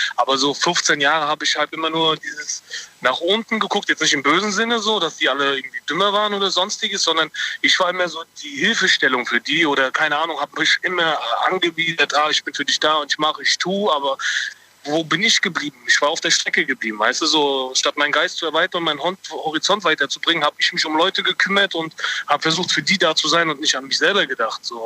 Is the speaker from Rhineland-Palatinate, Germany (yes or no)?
yes; Mainz area, Rhineland-Palatinate, Germany; ich komme aus dem Rheinland-Pfalz-Gebiet, da Mainz, die Ecke rum